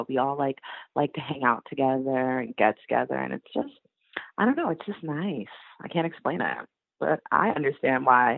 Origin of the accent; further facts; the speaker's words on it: United States; moved away as an adult; also born or lived in Boston; now in France; as an American living in France